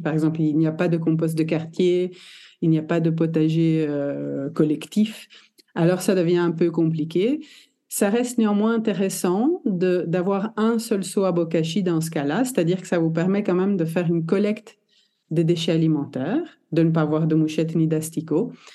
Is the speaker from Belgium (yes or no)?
yes; Belgium; also born or lived in Italy (ancestry); je suis italienne de... génétiquement, on va dire. Née en Belgique